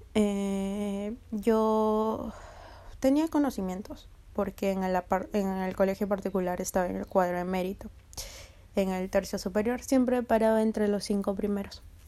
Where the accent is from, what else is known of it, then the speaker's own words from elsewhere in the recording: Peru; la uni es este, la Universidad Nacional de Ingeniería, aquí en mi país